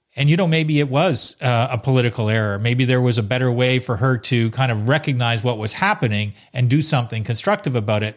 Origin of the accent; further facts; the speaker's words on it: Salaberry-de-Valleyfield, Quebec, Canada; also born or lived in Ottawa; growing up in Valley Field, a little town not too far from Montreal